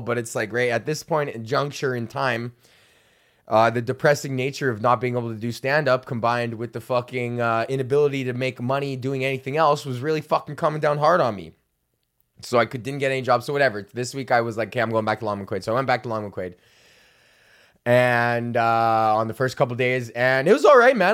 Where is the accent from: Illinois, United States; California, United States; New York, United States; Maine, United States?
California, United States; Los Angeles; I grew up in East Los Angeles